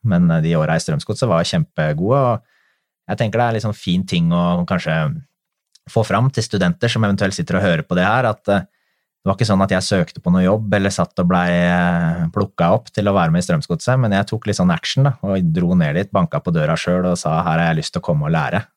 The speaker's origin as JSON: {"language": "Norwegian", "town": "Drammen", "region": "Buskerud", "country": "Norway", "said": "det er jo klubben min hjemme. Jeg kommer jo fra Konnerud"}